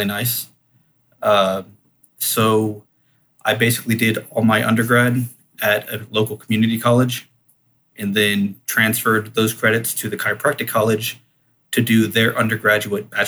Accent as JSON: {"language": "English", "town": "Houston", "region": "Texas", "country": "United States", "tie": "born or raised there", "said": "I am from Houston"}